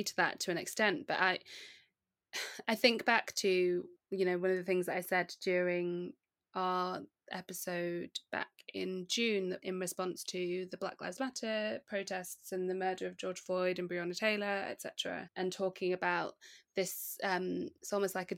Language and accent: English; Nigeria; I am a Nigerian